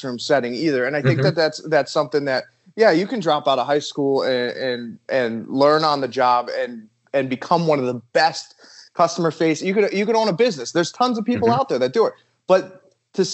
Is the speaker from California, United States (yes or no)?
no; Massachusetts, United States; moved away; I'm actually from Massachusetts